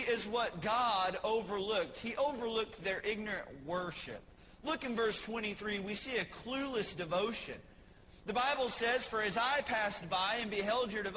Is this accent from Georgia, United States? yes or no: no; Texas, United States; I was born in the promised land of Texas.